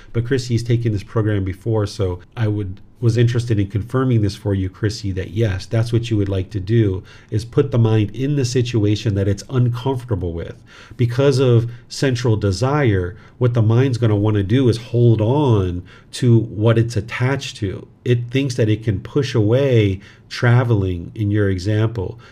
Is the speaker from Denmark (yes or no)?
no; United States; moved away as an adult; now in Thailand; I grew up in America